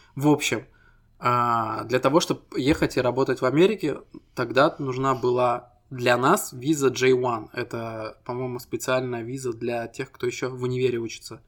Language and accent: Russian; Estonia; Мы ребята из Эстонии